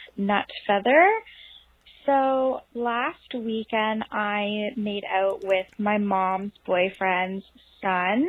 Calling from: Canada; I'm calling from Canada

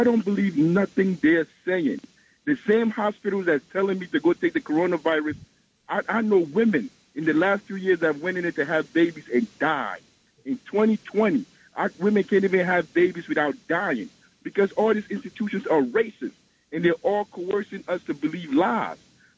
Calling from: Newark, New Jersey, United States; from Newark, New Jersey.

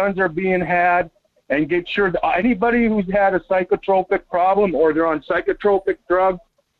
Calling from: Las Vegas, Nevada, United States; Yeah, hi, Mike. … from Vegas.

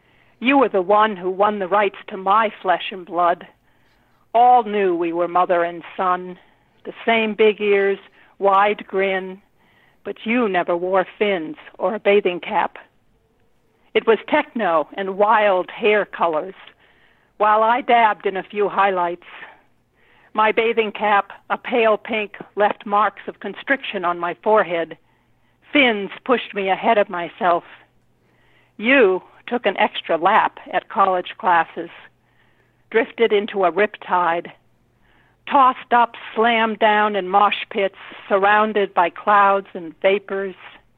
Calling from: Rhode Island, United States; From Rhode Island.

